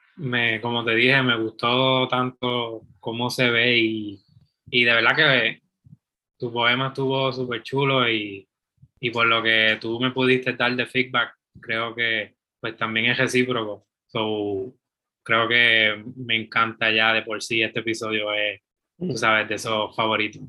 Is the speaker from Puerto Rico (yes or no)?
yes; Puerto Rico; de donde yo soy, de Ponce a Arecibo